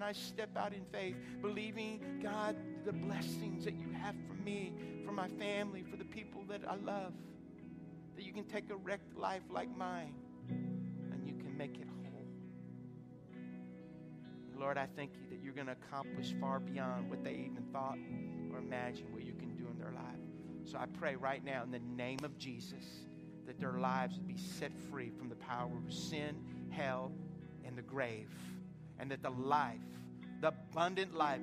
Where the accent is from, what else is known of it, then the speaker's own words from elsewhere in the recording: Lafayette, Louisiana, United States; also born or lived in Lake Charles, Louisiana; now in Jennings, United States; I was born in Lake Charles, grew up in Lafayette